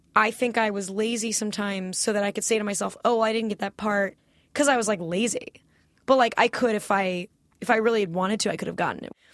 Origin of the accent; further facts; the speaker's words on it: California, United States; also born or lived in New York; I grew up in California, went to public high school here